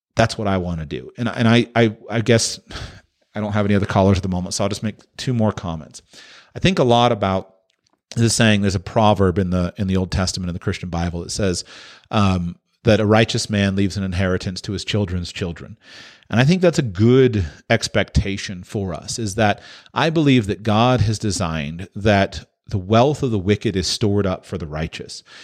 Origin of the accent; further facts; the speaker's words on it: United States; I'm American